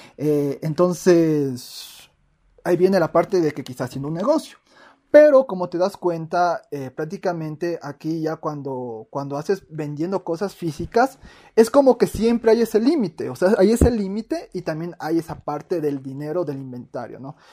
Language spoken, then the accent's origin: Spanish; Ecuador; aquí en Latinoamérica, en mi país de Ecuador